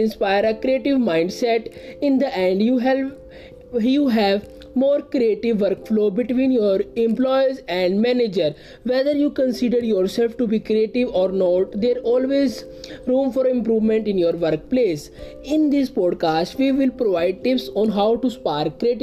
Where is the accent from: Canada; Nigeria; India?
India; I am from India